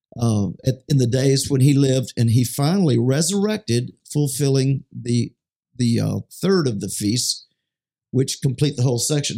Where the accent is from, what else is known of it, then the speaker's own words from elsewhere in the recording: Baton Rouge, Louisiana, United States; I'm from Baton Rouge, Louisiana